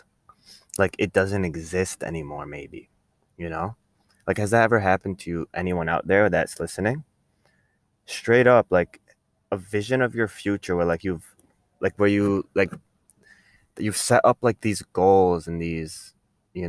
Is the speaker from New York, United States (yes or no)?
yes; Rochester, New York, United States; I'm from New York, from Rochester